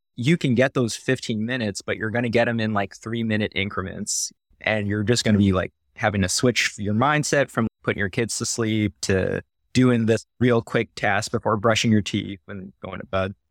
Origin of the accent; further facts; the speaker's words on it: Northern California, United States; moved away as an adult; also born or lived in Philippines / Canada / San Diego / Omaha; now in Iowa, United States; I grew up, so specifically Northern California